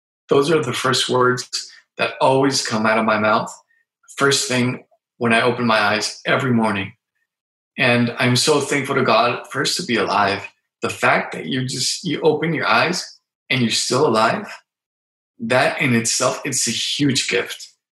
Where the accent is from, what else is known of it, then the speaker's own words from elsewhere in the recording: Mexico City, Mexico; born there; also born or lived in San Diego, United States; now in Tijuana, Mexico; I currently live in Tijuana, Mexico, in Baja California. I was born in Mexico City.